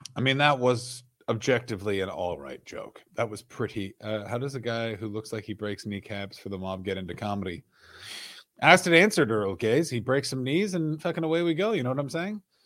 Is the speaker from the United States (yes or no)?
no; Canada; I'm Canadian